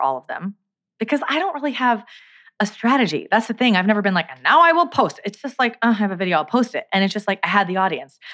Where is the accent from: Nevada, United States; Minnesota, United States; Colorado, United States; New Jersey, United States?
New Jersey, United States; also born or lived in Brooklyn, New York; I grew up in New Jersey. I was born in Brooklyn